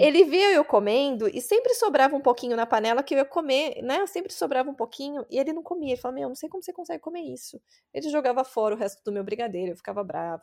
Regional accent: interior of São Paulo, Brazil; accent: paulistano (São Paulo capital); moved away as an adult; now in California, United States; Meu sotaque vem de São Paulo. Eu cresci no interior de São Paulo e eu fui para a capital

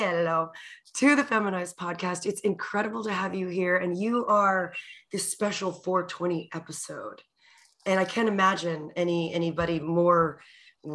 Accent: Italy; moved away; I was born in Italy

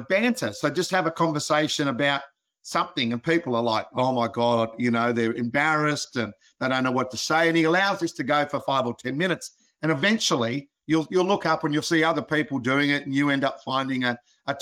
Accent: Australia; being an Aussie

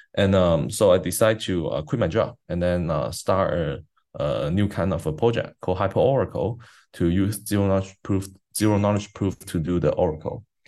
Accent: China; I grew up in China, so like in a high school, as a, as a high school kid in China

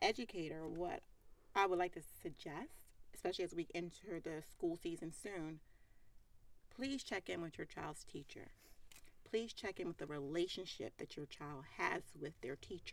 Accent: Philadelphia, Pennsylvania, United States; accent: Philly; the Philly in me says water. And the waitress said, oh, you speak Philly.

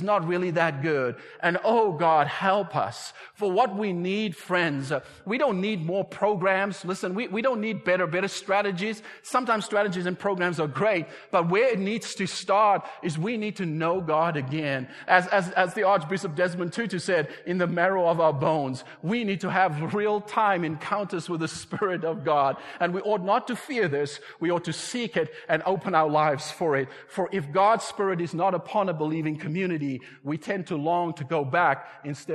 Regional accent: South Africa; moved away; I was raised in South Africa

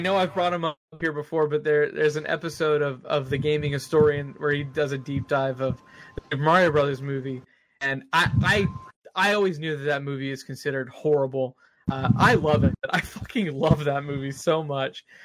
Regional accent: Austin, Texas, United States; moved away; whenever I go to Austin because I'm from Austin

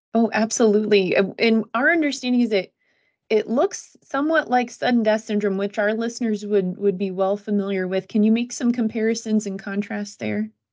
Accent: Fulton County, Illinois, United States; also born or lived in Florida; I grew up in Fulton County, Illinois, so West Central

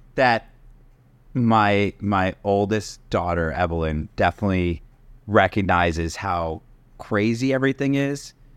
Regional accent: Connecticut, United States; I grew up in Connecticut

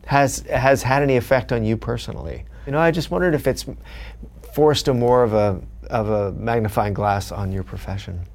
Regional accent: Los Angeles, California, United States; growing up in Los Angeles, which I did

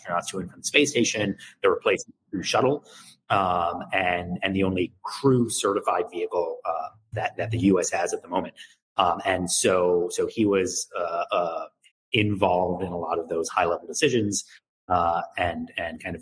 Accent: New York, United States; moved away as an adult; also born or lived in Waco, Texas; I'm originally from New York

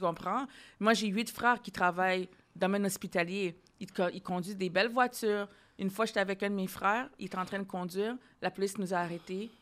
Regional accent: Ottawa, Ontario, Canada; now in Montreal, Canada; je viens d'Ontario, hein, je viens d'Ottawa

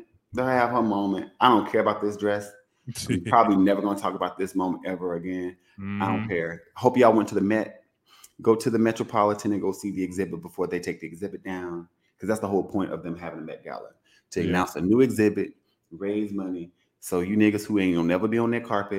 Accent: United States; I'm American.

